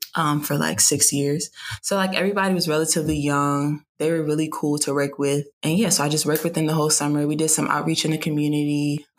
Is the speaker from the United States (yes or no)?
yes; New Jersey, United States; I'm from New Jersey.